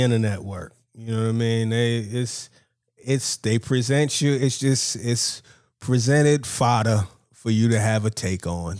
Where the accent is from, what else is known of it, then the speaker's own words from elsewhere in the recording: New York, United States; I'm from New York